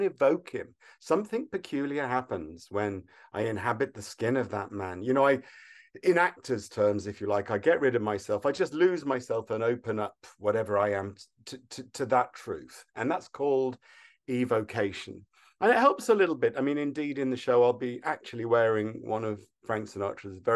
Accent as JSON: {"language": "English", "town": "Wolverhampton", "region": "West Midlands", "country": "United Kingdom", "moved": "yes", "lives_now": "Los Angeles, United States", "said": "I'm from Wolverhampton, so it's wonderful to come home."}